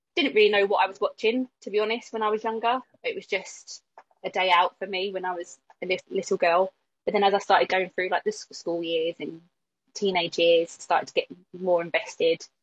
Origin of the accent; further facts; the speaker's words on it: Croydon, London, United Kingdom; I am yet born and raised in Croydon. So um, I grew up in South Norwood, um, walking distance from Selhurst Park.